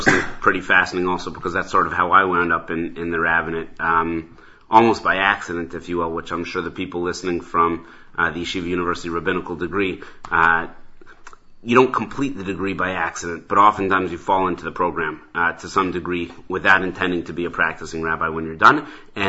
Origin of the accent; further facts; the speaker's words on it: Denver, Colorado, United States; now in New York, United States; I'm from Denver, I carry the town, the badge of out of town with much pride